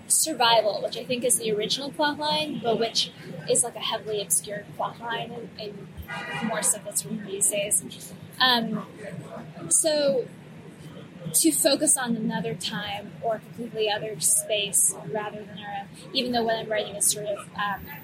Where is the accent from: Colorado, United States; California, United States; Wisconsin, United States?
Colorado, United States; moved away; I'm from Colorado. I grew up there